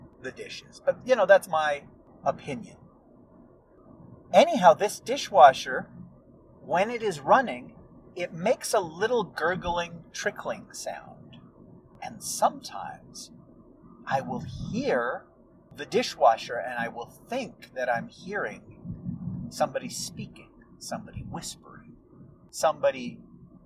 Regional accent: United States; accent: American; my American accent

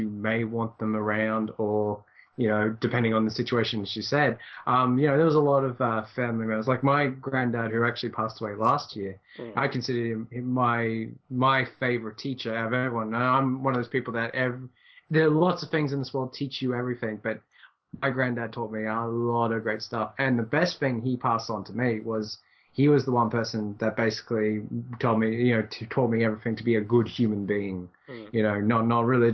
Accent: Ireland; me being Irish

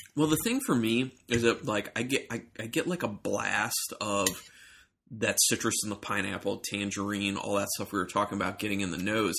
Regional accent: Ohio, United States; now in Maryland, United States; I'm from Ohio

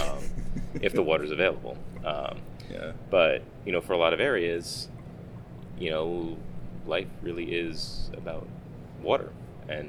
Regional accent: Long Island, New York, United States; I grew up on Long Island

